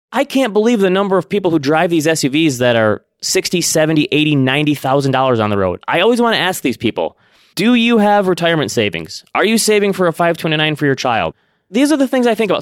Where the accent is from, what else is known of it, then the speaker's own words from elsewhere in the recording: Midwest, United States; growing up in the Midwest